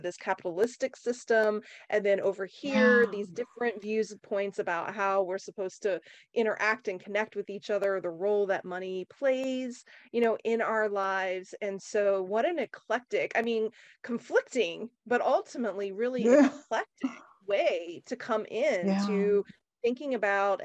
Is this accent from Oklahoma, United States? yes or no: yes; Oklahoma, United States; growing up in Oklahoma, you know, in the country